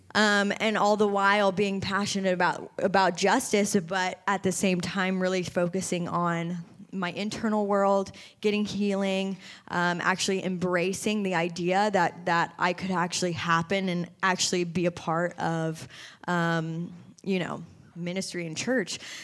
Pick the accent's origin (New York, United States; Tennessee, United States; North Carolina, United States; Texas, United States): Tennessee, United States; Nashville; moved away as an adult; also born or lived in California; born and raised here in Nashville, Tennessee